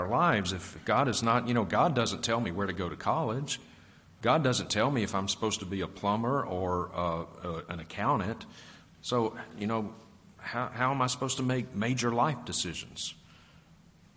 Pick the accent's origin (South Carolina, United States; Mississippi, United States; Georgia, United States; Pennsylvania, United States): Mississippi, United States; Vicksburg; now in Montana, United States; I grew up with Chad in Vicksburg, Mississippi